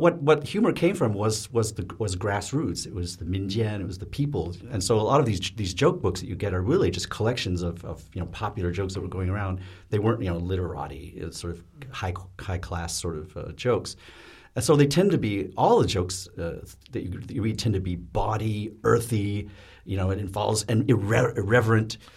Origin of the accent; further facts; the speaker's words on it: United States; as an American